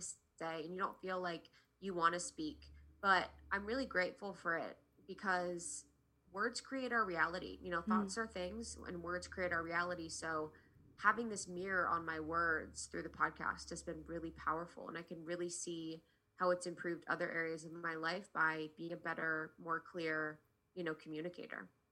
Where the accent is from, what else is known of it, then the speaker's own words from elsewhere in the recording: Ohio, United States; also born or lived in New York; now in Los Angeles, United States; where I grew up in Ohio